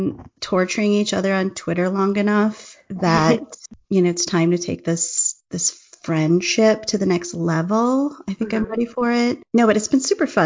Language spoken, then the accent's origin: English; Wisconsin, United States; accent: Midwestern; moved away; I'm from Wisconsin